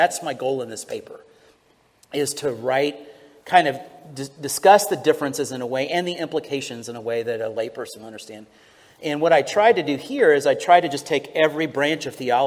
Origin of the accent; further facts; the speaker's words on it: Houston, Texas, United States; I'm from Houston